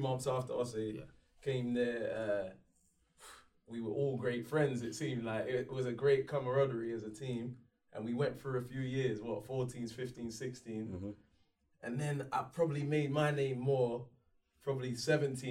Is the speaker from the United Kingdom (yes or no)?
yes; London, United Kingdom; I was from South London